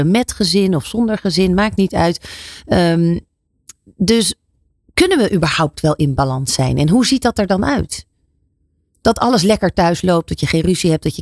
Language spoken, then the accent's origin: Dutch; Netherlands